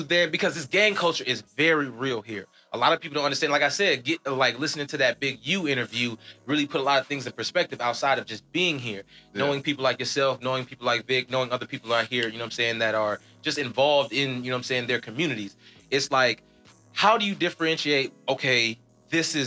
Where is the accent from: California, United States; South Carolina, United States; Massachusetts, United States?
California, United States; Los Angeles; I grew up in South Central